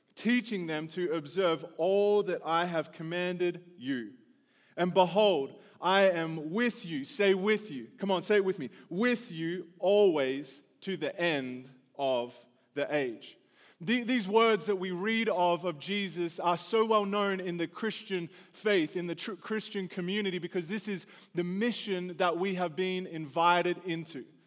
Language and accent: English; Australia; now in United States; the Aussie coming to your country